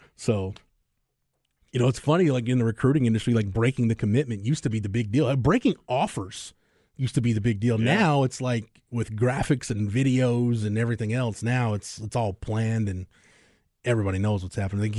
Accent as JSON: {"language": "English", "region": "Texas", "country": "United States", "tie": "born or raised there", "said": "have I lived in this state my entire life"}